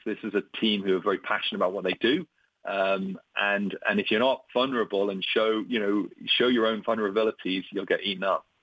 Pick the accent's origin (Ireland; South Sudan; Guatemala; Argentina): Ireland; moved away as an adult; also born or lived in Brazil / Germany / Canada / United Kingdom; I'm Irish, but I've been a nomad.